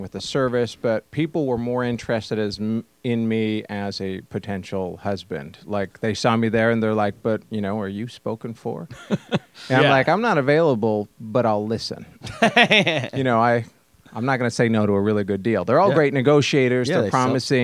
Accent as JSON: {"language": "English", "town": "Sandy", "region": "Utah", "country": "United States", "tie": "born or raised there", "also_born_or_lived": "Saratoga, California", "said": "I grew up in both California and Utah. So in Saratoga, kind of the San Jose area until I was 8, and then through high school in Sandy, Utah, just a suburb of Salt Lake."}